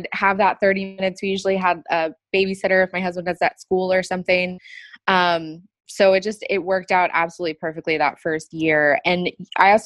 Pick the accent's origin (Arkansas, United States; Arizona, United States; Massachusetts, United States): Arizona, United States; Gilbert; growing up in Gilbert, Arizona